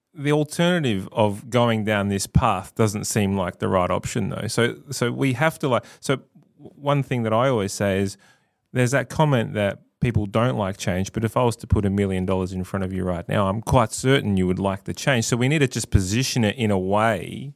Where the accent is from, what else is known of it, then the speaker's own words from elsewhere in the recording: South Australia, Australia; I live here, I love this state, I'm a proud South Australian